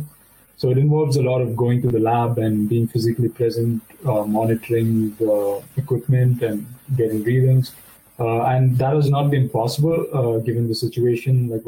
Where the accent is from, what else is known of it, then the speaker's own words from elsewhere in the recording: Belur, Karnataka, India; moved away as an adult; now in Germany; I'm from Belur.